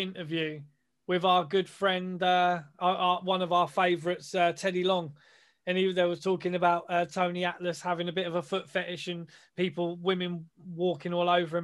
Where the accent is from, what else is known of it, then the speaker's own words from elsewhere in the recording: England, United Kingdom; we're English